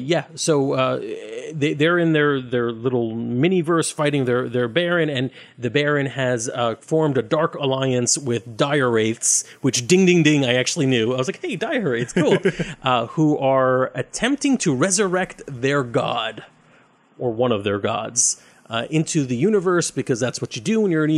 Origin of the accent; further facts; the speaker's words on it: Brooklyn, New York, United States; I'm from Brooklyn.